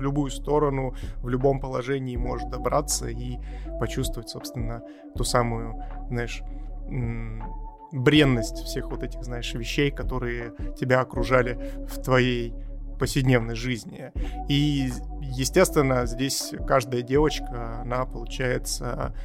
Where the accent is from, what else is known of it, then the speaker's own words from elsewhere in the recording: Siberia, Russia; я как сибиряк могу э, примерно представить, что это такое, и могу даже поделиться опытом, что такое, блин, жить в снегу 10 месяцев в году